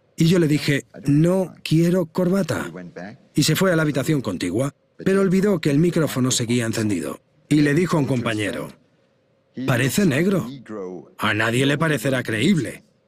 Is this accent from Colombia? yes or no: no; India; moved away; also born or lived in Luxembourg; Yo me crié en India y siendo un poco más mayor, me mudé a Luxemburgo